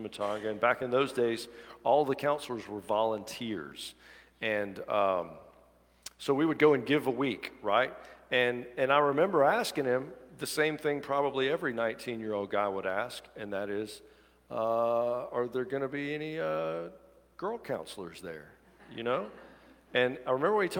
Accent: Dadeville, Alabama, United States; I grew up in Dadeville, Alabama

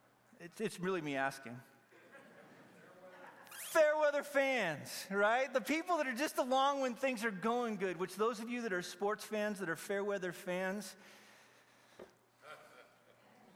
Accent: Wyoming, United States; now in California, United States; I grew up in Wyoming

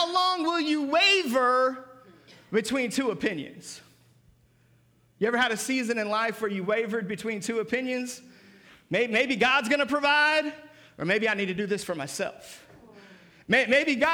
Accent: Seattle, Washington, United States; I grew up in Seattle.

